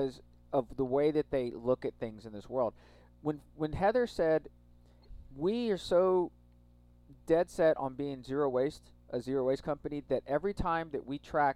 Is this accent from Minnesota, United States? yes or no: no; Texas, United States; growing up in Texas, there's a lot of people who are hunters